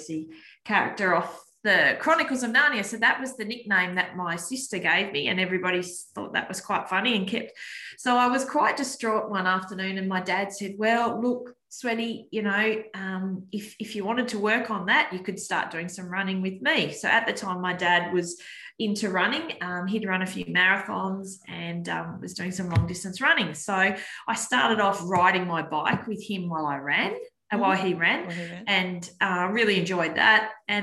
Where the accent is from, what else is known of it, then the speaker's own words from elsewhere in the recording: Penguin, Tasmania, Australia; I grew up in Penguin, the wonderful little town of Penguin on the northwest coast